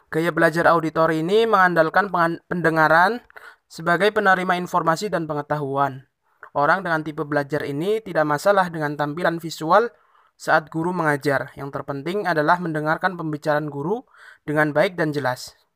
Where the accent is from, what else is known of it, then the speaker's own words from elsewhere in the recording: Tegal, Central Java, Indonesia; Saya berasal dari Kabupaten Tegal, Provinsi Jawa Tengah, dan karena situasi pandemi yang saat ini belum berakhir, maka saya masih kuliah daring atau online di rumah saya.